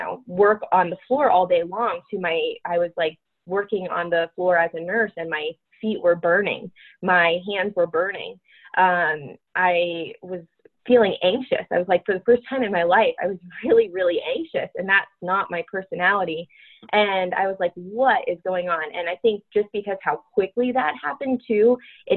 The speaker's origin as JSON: {"language": "English", "region": "Connecticut", "country": "United States", "tie": "born or raised there", "also_born_or_lived": "Florida", "moved": "yes", "lives_now": "Denver, United States", "said": "I grew up in Connecticut"}